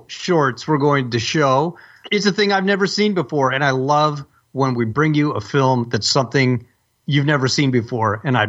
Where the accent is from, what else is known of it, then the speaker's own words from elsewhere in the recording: California, United States; this Californian.